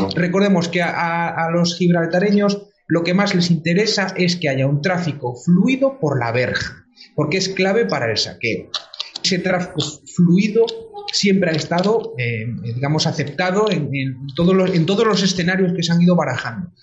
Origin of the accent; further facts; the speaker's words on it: Galicia, Spain; mi tierra de Galicia